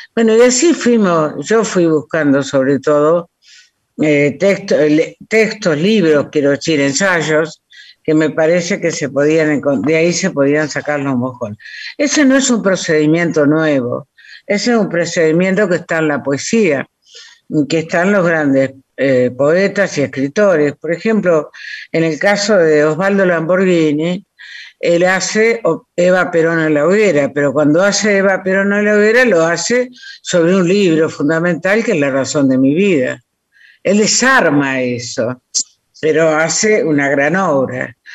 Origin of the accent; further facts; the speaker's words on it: Villaguay, Entre Ríos, Argentina; soy de Villaguay